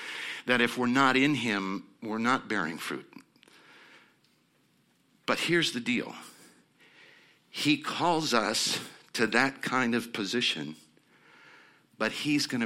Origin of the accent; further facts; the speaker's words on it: Nebraska, United States; I'm coming from Nebraska, which is on the border of Iowa.